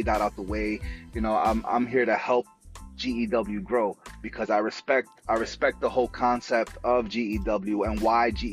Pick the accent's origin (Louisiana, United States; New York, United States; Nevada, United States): New York, United States; New York City; I grew up in the Bronx